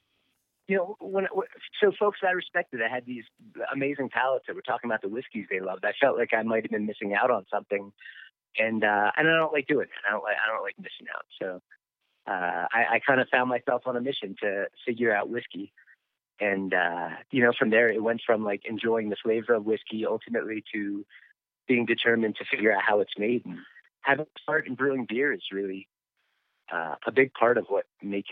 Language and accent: English; Philadelphia, Pennsylvania, United States; moved away as an adult; also born or lived in Colorado; now in Buena Vista, United States; I grew up in Philadelphia. I lived out there. You know, into my early 20s